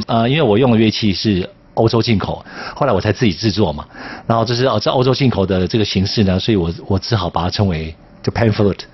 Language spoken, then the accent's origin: Chinese; Taiwan; 我也是在山上长大的